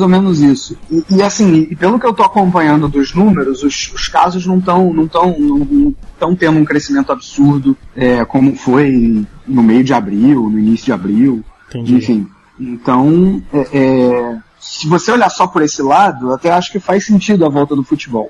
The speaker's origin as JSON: {"language": "Portuguese", "country": "Brazil", "moved": "yes", "lives_now": "Duisburg, Germany", "said": "quando a gente é brasileiro"}